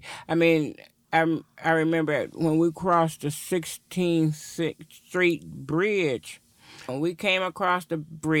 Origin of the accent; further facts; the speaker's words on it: Milwaukee, Wisconsin, United States; also born or lived in Chicago, Illinois; I was born in Chicago, Illinois, Cook County Hospital. I don't think at that time there was any other. And my family moved here. We moved here to Milwaukee. I think I was like 8 or 9 when I got here.